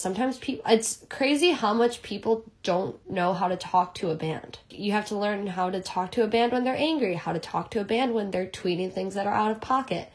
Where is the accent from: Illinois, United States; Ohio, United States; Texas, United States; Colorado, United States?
Illinois, United States; Chicago; now in New York, United States; I'm originally from Chicago. I live in New York now